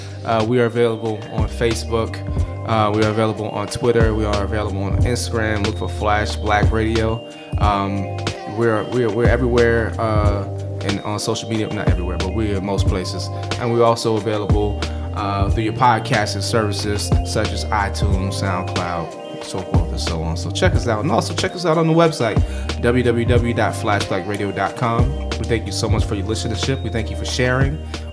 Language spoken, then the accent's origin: English; Maryland, United States; I grew up in Prince George's County, which is very black.